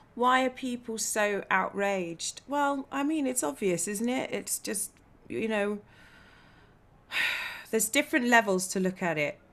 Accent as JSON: {"language": "English", "area": "Bedfordshire", "region": "East of England", "country": "United Kingdom", "moved": "as an adult", "lives_now": "London, United Kingdom", "said": "I come from Bedfordshire, so you know I'm a regional black"}